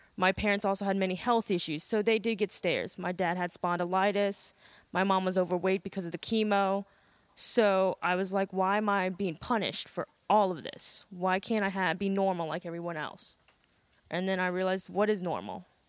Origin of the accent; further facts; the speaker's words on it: Burke, Virginia, United States; I grew up in a little town called Burke. It's right near Springfield and Fairfax